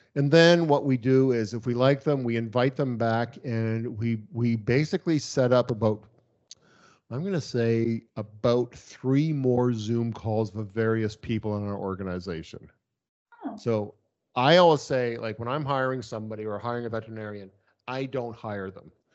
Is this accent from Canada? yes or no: yes; Canada; as a Canadian, I can work in the States